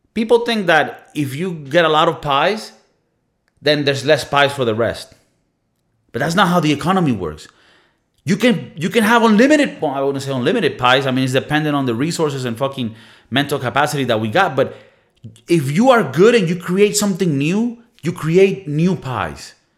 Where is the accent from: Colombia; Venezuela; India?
Venezuela; moved away; communist Venezuela, my home country